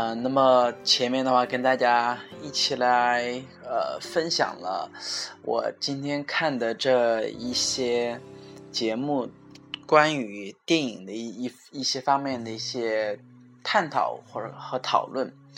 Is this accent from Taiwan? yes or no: no; China; 我们中国人